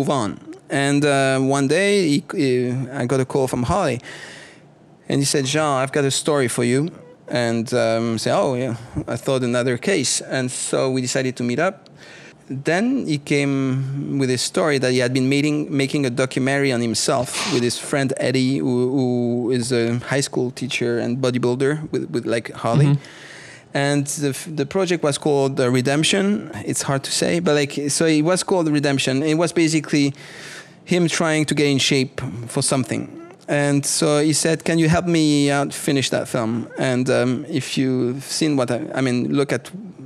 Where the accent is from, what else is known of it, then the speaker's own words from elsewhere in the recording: French part of Switzerland, Romandy, Switzerland; moved away; I'm from the French part of Switzerland